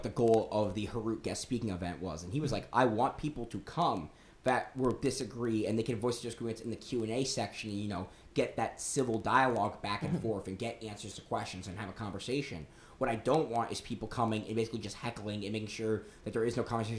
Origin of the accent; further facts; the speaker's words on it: Washington, District of Columbia, United States; now in South Carolina, United States; I'm originally from the Washington, D.C. area